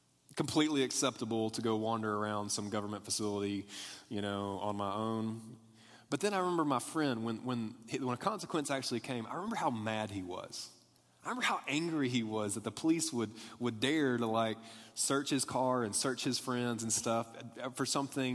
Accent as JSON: {"language": "English", "town": "Tuscaloosa", "region": "Alabama", "country": "United States", "tie": "born or raised there", "said": "there was nothing to do in my hometown at all"}